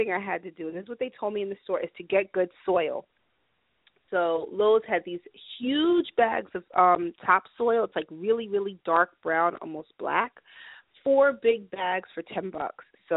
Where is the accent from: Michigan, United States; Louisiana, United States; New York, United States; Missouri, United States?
New York, United States; New York City; moved away; I was raised in New York City